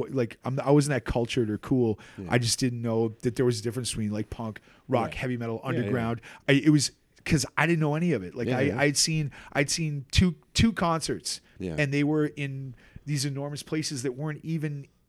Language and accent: English; Brookline, Massachusetts, United States; We're from Brookline.